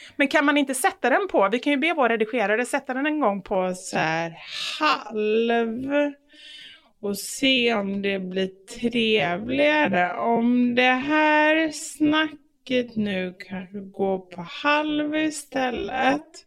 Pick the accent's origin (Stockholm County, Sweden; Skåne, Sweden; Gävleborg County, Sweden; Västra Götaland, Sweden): Västra Götaland, Sweden; Gothenburg; moved away; man inte bor i Göteborg längre